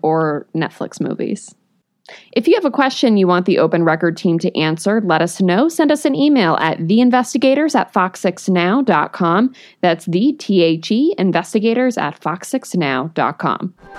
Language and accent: English; New England, United States; I grew up in New England when all of this stuff was coming out